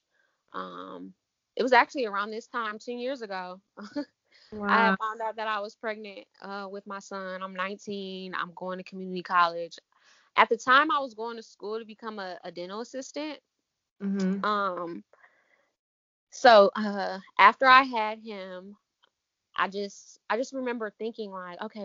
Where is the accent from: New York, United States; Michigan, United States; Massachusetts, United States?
Michigan, United States; Ann Arbor; I'm from Ann Arbor, Michigan, so we have Aveda right downtown Ann Arbor